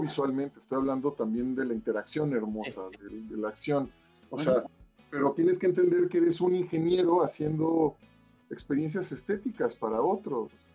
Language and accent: Spanish; Mexico; como mexicanos